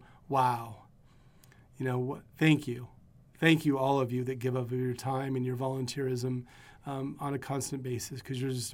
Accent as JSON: {"language": "English", "town": "Dayville", "region": "Oregon", "country": "United States", "tie": "born or raised there", "said": "So I grew up, I graduated in a small town in East Oregon called Dayville outside of John Day."}